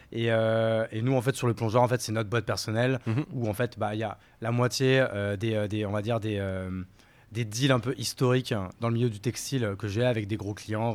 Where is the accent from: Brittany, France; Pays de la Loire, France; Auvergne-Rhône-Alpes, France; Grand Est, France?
Grand Est, France; Courgivaux; moved away as an adult; also born or lived in Paris / Bordeaux; Je suis né à Paris. ma famille est parisienne depuis 3-4 générations. Et ma mère et mon père, quand j'étais petit, ont eu la bonne idée d'aller vivre en Champagne-Ardenne, dans la Marne pour être plus précis, dans un village de 300 habitants.